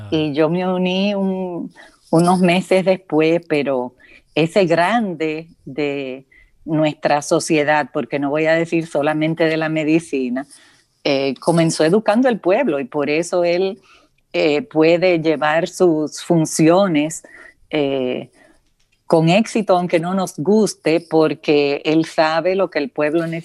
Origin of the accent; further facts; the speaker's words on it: San José de Ocoa, Dominican Republic; accent: southern; yo soy de San José de Ocoa, mucha honra.